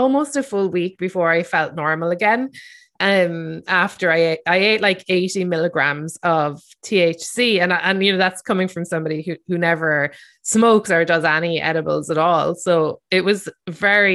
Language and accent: English; Ireland; growing up in Ireland